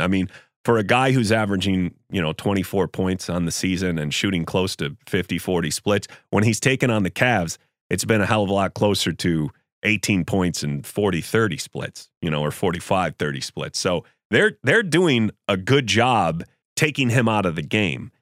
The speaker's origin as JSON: {"language": "English", "town": "Buffalo", "region": "New York", "country": "United States", "tie": "born or raised there", "said": "I grew up in Buffalo"}